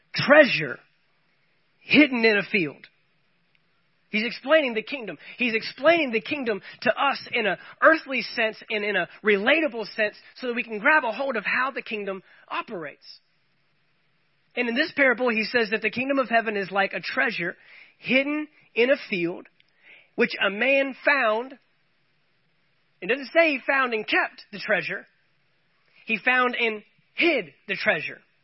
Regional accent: United States; as well as being American citizens

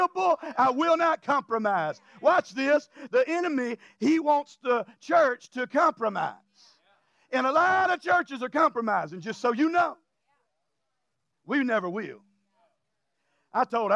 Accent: Louisiana, United States; I'm from Louisiana

